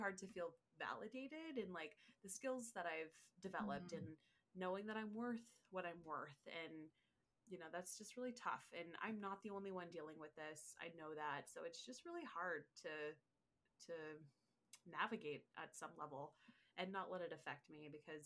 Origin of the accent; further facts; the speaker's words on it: California, United States; moved away as an adult; also born or lived in San Francisco; now in Washington, United States; I grew up in California